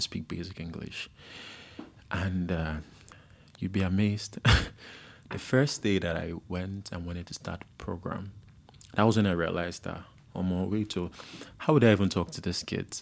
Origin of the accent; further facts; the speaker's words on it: Ikorodu, Lagos, Nigeria; we grew up in Ikorodu in a place called Isalodu, and it was basically slum.